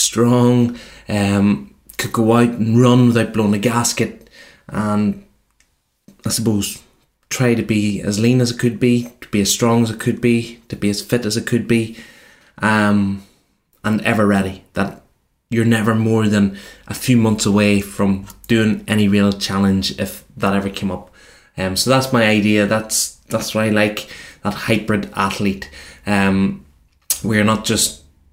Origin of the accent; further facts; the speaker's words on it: Cookstown, Northern Ireland, United Kingdom; my hometown, Cookstown